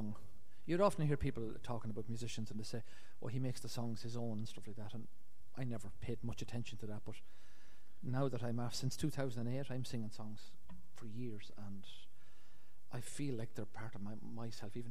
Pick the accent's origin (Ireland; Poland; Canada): Ireland; born or raised there